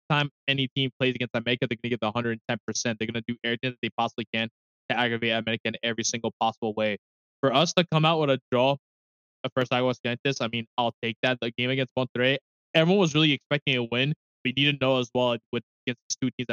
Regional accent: New York City, New York, United States; I ain't from the Bronx. I'm from Brooklyn.

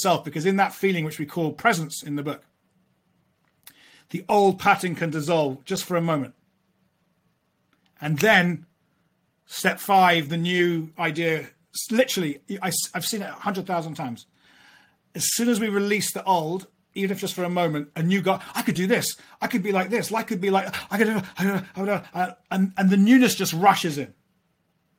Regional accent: London, United Kingdom; I grew up in London

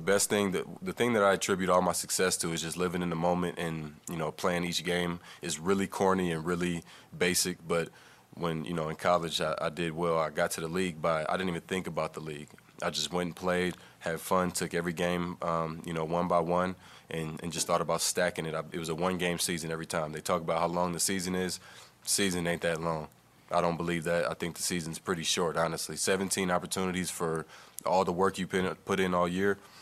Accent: East Palo Alto, California, United States; I grew up in East Palo Alto

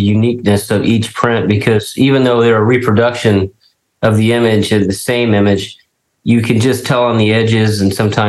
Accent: Texas, United States; I'm a Texan

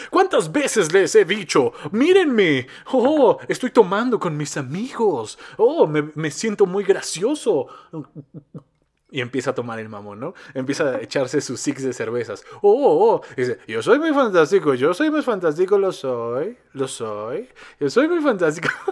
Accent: Mexico; accent: Mexico City accent; yo soy de Cardos. Yo soy de Cardos. Está muy cerca de la Ciudad de México, pero no soy de la Ciudad de México. Pero tenemos el mismo acento, más o menos

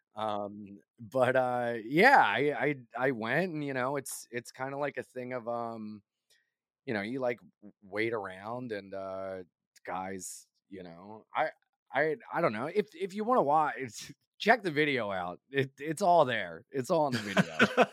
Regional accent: Wilmington, Delaware, United States; now in New York, United States; I grew up in Wilmington, Delaware

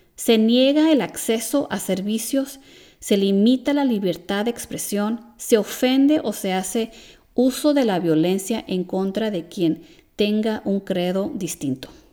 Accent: California, United States; siendo americana nacida en California, crecí en un ambiente de respeto

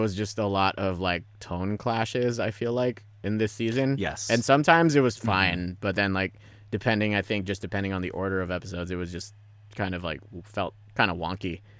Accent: Philippines; I am Filipino, so there's you have that.

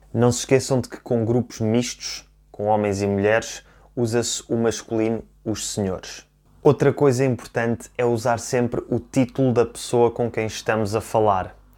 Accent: Portugal; eu próprio, que nasci e cresci em Portugal

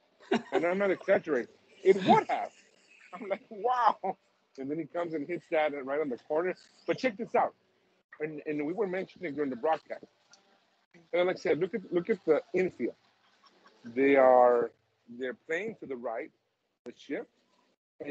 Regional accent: Tucson, Arizona, United States; from my hometown, from Tucson, Arizona

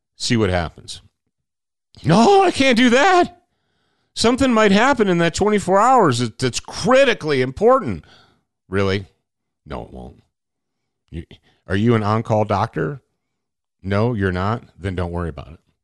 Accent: Michigan, United States; I grew up in Michigan

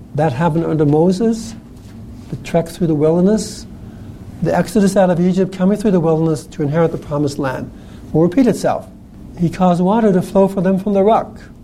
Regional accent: New Zealand; I grew up in New Zealand

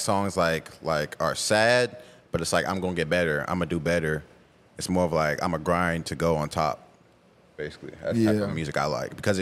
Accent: Tulsa, Oklahoma, United States; I'm from Tulsa, from Gilchrist Hills, actually. And life wasn't really bad growing up.

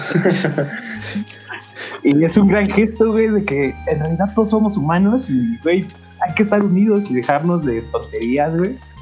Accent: Mexico; el mexicano también somos muy ojete con el mexicano

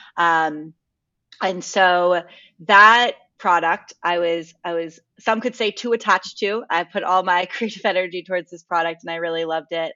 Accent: Connecticut, United States; moved away as an adult; also born or lived in Los Angeles, United States; so I grew up in Connecticut and I went to college in Connecticut. So I, I was, I was raised in the cold

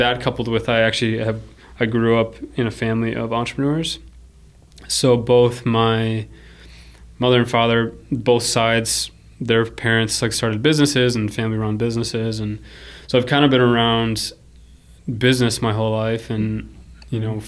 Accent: Minnesota, United States; also born or lived in Paraguay; I feel like I was plucked from South America and came to Minnesota

